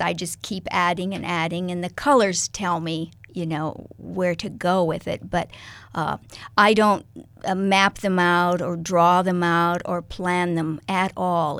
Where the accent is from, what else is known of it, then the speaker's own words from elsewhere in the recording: Kansas, United States; moved away as an adult; now in Lincoln, United States; I was born in Kansas